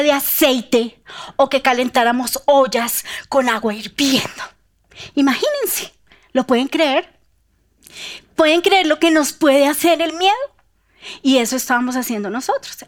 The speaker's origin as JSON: {"language": "Spanish", "region": "Bogotá", "country": "Colombia", "said": "nosotros como bogotanos"}